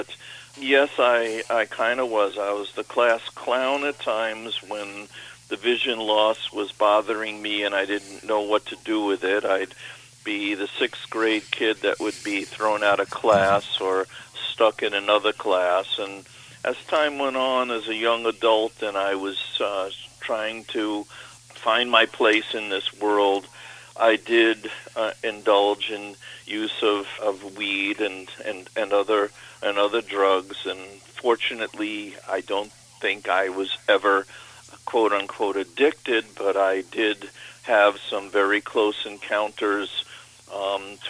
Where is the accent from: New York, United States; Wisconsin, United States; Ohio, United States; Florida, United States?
New York, United States; New York City; growing up in Canarsie